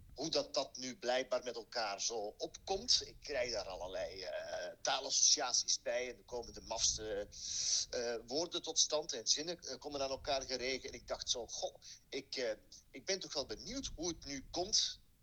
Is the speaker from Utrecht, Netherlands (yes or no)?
yes; Zeist, Utrecht, Netherlands; Voor iemand die uit Zeist vandaan komt en in mhm. Zeist geboren is